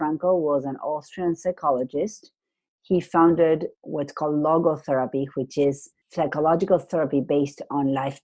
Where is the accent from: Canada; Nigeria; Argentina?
Argentina; moved away; I come from Argentina. I went to a semi-private school